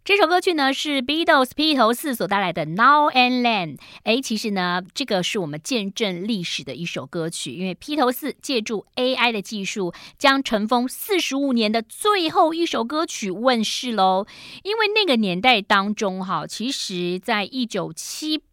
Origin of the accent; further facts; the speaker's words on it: Taiwan; 我们台湾人